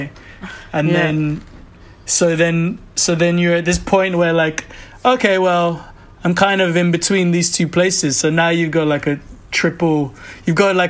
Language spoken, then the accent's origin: English; Lagos, Nigeria; also born or lived in United Kingdom / New York; now in London, United Kingdom; We grew up, me and my closest brother, we grew up in Nigeria and spent a lot of time in the UK